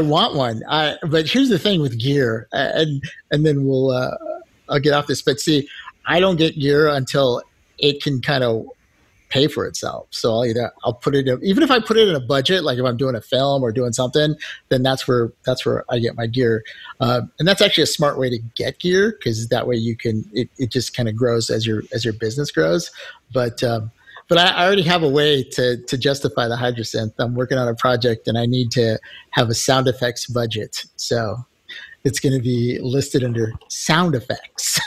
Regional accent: United States; we're from America

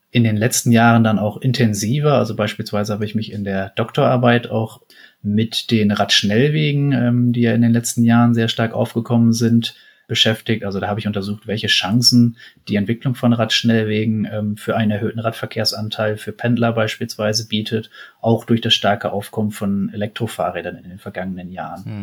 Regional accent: Lower Saxony, Germany; Ich komme gebürtig aus dem Emsland, einer sehr fahrradaffinen Region.

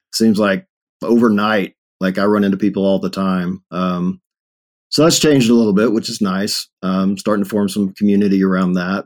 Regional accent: Longview, Texas, United States; moved away as an adult; now in Denver, United States; born and raised in Texas

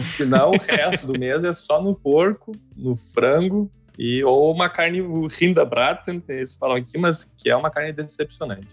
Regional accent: Porto Alegre, Rio Grande do Sul, Brazil; moved away as an adult; now in Stuttgart, Germany; Eu sou gaúcho de Porto Alegre

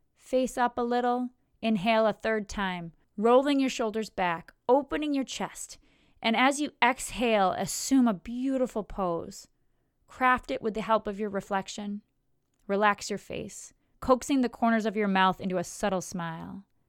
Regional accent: United States; I was born in America, I live in America, I have a very American perspective

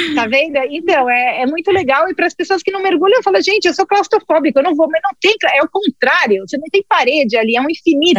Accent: Brazil; sou brasileiro

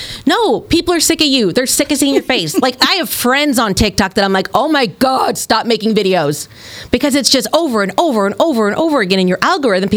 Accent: Granite City, Illinois, United States; moved away; also born or lived in Francis Howell District, Missouri; I grew up in Granite City, Illinois, that has a steel plant

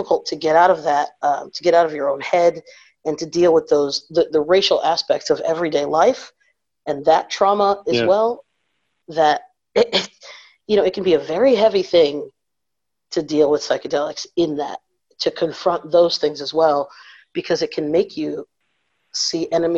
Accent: Northeast, United States; my parents are from the South, so I'm first generation North. But you know, I'm from the Northeast, from a predominantly white place.

